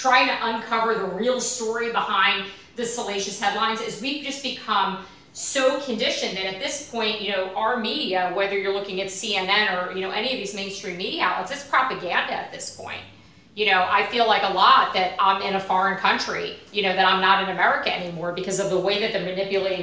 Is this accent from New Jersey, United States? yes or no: yes; New Jersey, United States; I'm a girl from New Jersey whose parents were Democrats